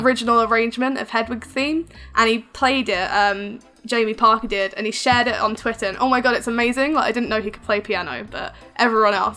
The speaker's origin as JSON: {"language": "English", "country": "United Kingdom", "accent": "English", "said": "I'm from the UK"}